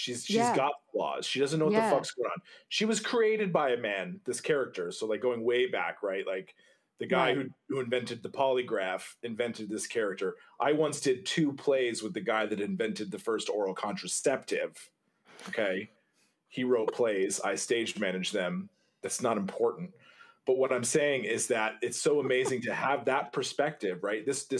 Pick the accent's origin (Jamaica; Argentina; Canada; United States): Canada; You know, it's hard because I'm French, right? So I look at it and I see the word Godot. I'm French Canadian.